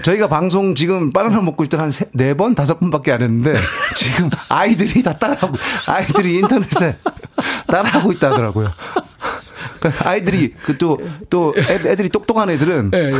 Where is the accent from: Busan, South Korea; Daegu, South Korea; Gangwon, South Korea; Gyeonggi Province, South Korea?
Busan, South Korea; 저도 부산이고 와이프도 부산이라 네, 사투리를 조금씩 쓰거든요